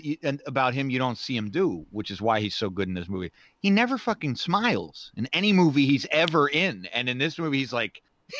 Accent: United States; as an American

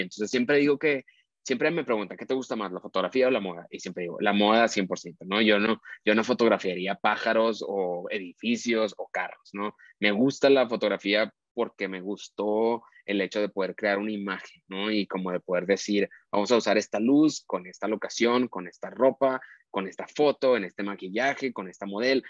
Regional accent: Monterrey, Nuevo León, Mexico; crecí en Monterrey, en una familia de cinco personas

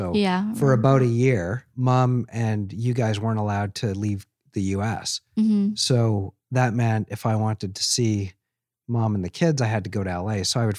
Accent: Seattle, Washington, United States; born there; I'm a dual citizen. I was born in Seattle, Washington.

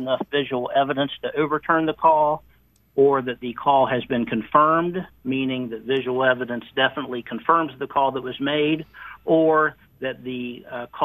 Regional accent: Parkersburg, West Virginia, United States; I'm actually from Parkersburg, West Virginia

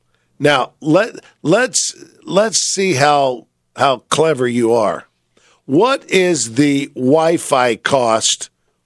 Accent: San Francisco, California, United States; head down to my hometown, San Francisco

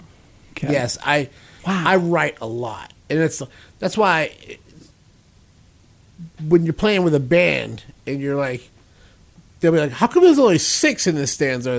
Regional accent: Brockton, Massachusetts, United States; also born or lived in Sault Ste. Marie, Michigan; No, but I've been here a long time, but I was born in Michigan, but I grew up in Brockton, Massachusetts.

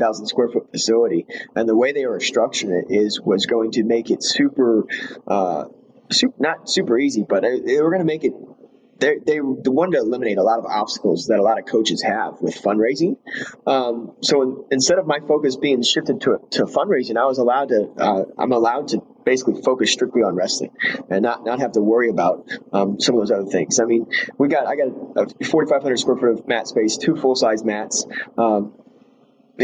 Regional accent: Iowa, United States; now in Alabama, United States; I'm from Iowa

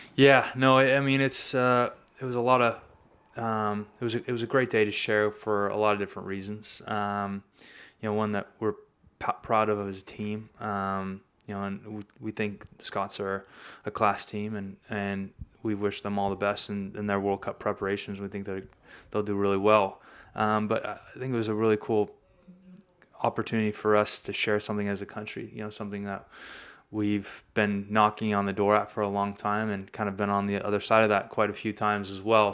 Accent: Sacramento, California, United States; I'm from Sacramento, California

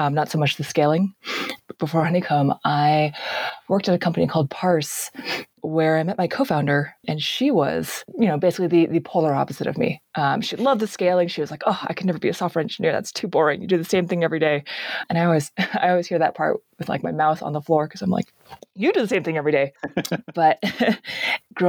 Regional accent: Bay Area, California, United States; I grew up in the Bay Area

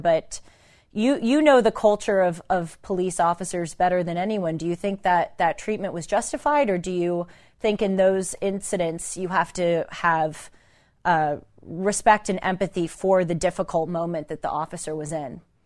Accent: Los Angeles, California, United States; though I grew up in Los Angeles, I was raised here until I was eighteen

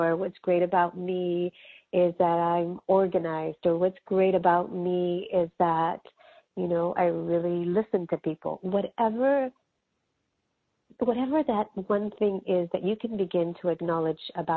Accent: California, United States; first language Spanish; English is a second language; growing up in California, both my parents are from Mexico

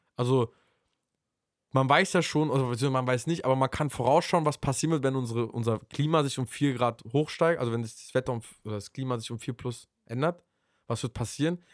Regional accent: Berlin, Germany; Bei uns in Berlin

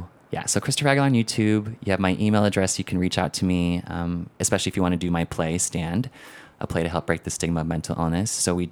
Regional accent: Philippines; That is my middle name by default of being Filipino.

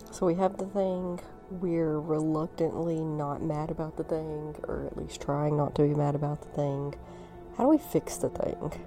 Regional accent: North Alabama, United States; I was born and raised in the Bible Belt, North Alabama

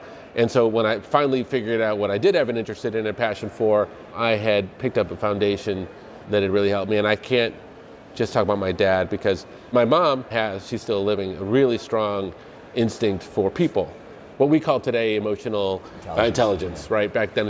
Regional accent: Evanston, Illinois, United States; I grew up right outside of Chicago.

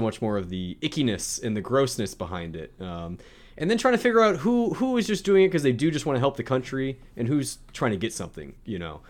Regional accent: South Louisiana, United States; where I'm from, South Louisiana

